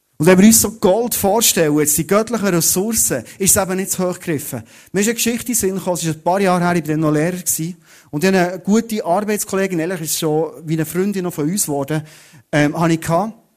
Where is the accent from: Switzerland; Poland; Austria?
Switzerland; Thun, Bern; ich komme aus Thun